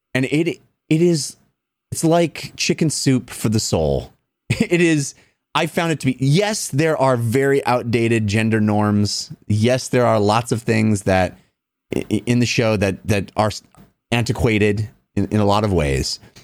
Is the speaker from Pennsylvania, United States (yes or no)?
no; Bay Area, California, United States; a Golden State Warriors fan growing up in the Bay Area